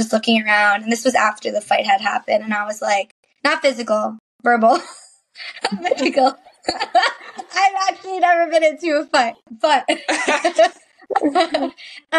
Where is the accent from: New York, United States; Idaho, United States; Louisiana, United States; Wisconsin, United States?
New York, United States; Suffern; I am from Suffern, New York, which is a small town